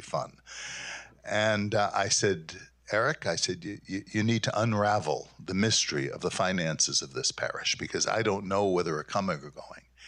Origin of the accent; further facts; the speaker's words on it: New York City, New York, United States; moved away as an adult; now in Grand Rapids, United States; I'm from Brooklyn, New York